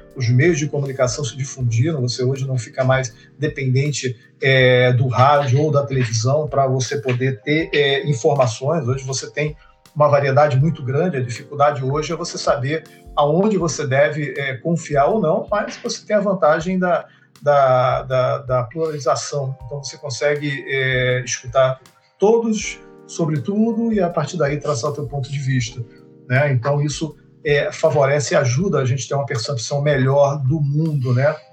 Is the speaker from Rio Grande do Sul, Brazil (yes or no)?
no; Rio de Janeiro, Brazil; eu sou do Rio de Janeiro